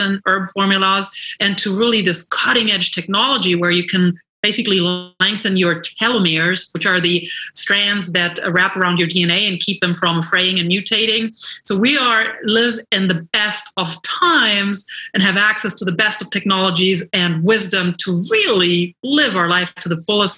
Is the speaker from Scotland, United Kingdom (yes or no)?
no; London, United Kingdom; moved away as an adult; now in Los Angeles, United States; And I moved to Los Angeles from London 16 years ago, and I immediately became really immersed in the health and wellness scene here.